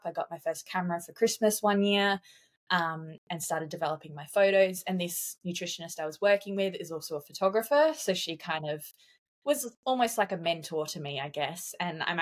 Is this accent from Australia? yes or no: yes; South Australia, Australia; moved away as an adult; now in Queensland, Australia; I moved interstate on my 18th birthday. So I moved from South Australia to Queensland